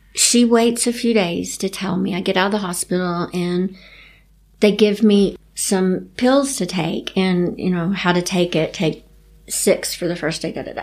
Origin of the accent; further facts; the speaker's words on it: Chattanooga, Tennessee, United States; I grew up in Chattanooga, Tennessee